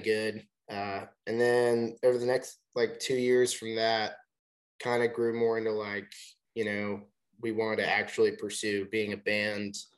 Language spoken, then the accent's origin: English; Chattanooga, Tennessee, United States; now in Nashville, United States; We're from Chattanooga, but we're in Nashville now